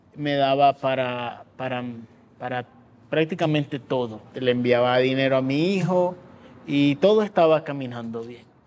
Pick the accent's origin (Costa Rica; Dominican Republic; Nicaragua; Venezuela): Nicaragua; moved away as an adult; now in Mexico City, Mexico; en Nicaragua siempre ha sido eh, históricamente el que empieza las protestas en mi país